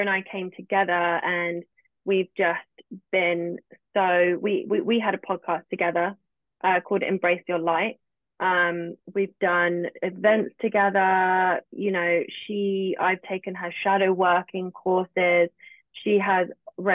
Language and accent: English; England, United Kingdom; accent: British; I'm live in England. I'm British. I have a British accent.